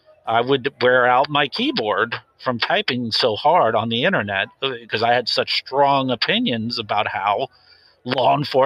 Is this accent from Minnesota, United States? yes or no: no; Washington, United States; I'd like to keep that quiet, but I grew up in a small town just north of Seattle.